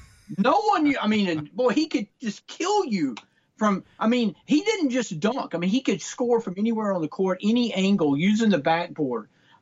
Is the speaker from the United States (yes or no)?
yes; Tuscaloosa, Alabama, United States; moved away; growing up in Tuscaloosa.